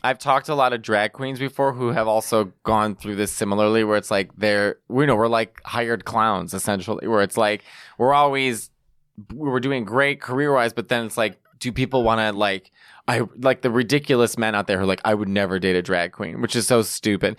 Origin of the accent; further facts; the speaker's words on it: Chicago, Illinois, United States; now in New York, United States; I'm from Chicago.